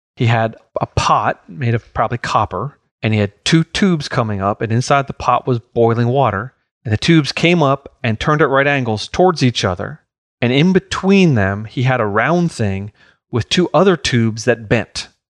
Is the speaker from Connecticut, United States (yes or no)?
no; New York, United States; growing up in New York